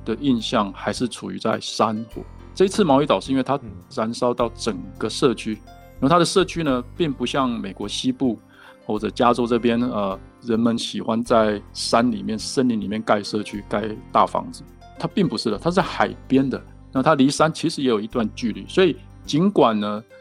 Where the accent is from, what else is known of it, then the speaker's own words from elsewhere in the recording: Taiwan; now in Utah, United States; 我是台湾人